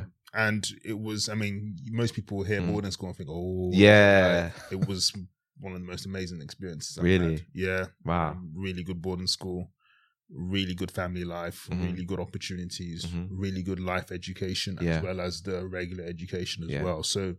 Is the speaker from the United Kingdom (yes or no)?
yes; Harlesden, London, United Kingdom; also born or lived in Worcestershire; went from growing up in Harlesden to going to boarding school in Worcestershire.